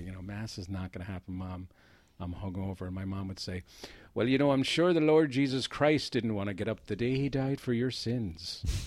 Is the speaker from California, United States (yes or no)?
no; Jersey City, New Jersey, United States; was in a very Irish neighborhood in Jersey City